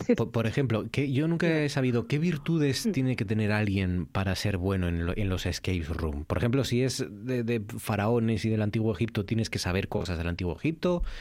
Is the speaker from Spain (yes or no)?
yes; Asturias, Spain